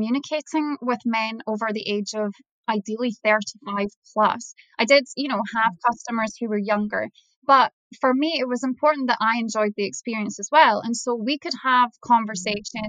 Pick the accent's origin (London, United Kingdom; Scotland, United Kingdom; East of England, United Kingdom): Scotland, United Kingdom; I'm from Scotland.